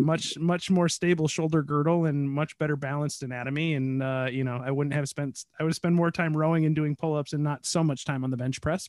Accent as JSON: {"language": "English", "country": "United States", "said": "I'm American"}